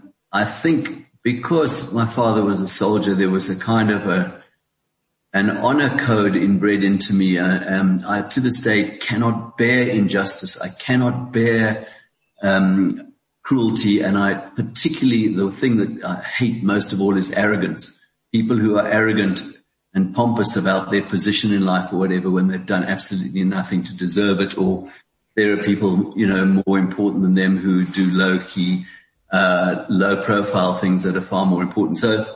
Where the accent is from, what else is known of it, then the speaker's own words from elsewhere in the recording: South Africa; also born or lived in Hong Kong; And so that's how I was born in Hong Kong, but eventually we returned to South Africa.